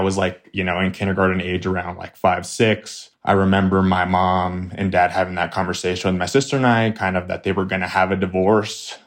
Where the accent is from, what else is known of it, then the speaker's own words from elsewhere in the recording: Flagstaff, Arizona, United States; I grew up in Flagstaff, Arizona. born and raised here